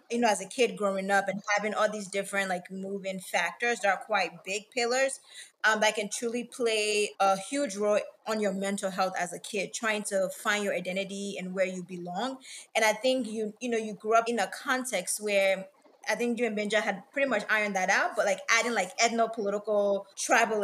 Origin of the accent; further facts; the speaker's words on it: the South, United States; I grew up also in America. And then I'm not American